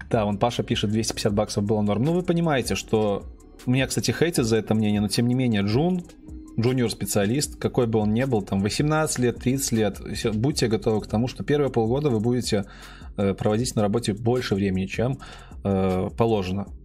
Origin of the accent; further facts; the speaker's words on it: Belarus; Да, я из Беларуси. Если кто не знает, сижу прямо сейчас в Минске.